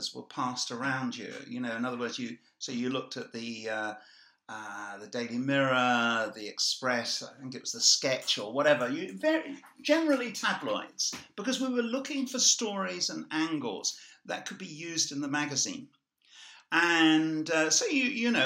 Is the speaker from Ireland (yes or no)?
yes; Ireland; I see myself as Irish